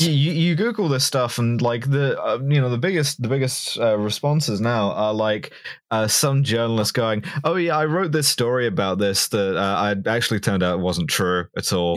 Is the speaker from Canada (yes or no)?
no; England, United Kingdom; as an English woman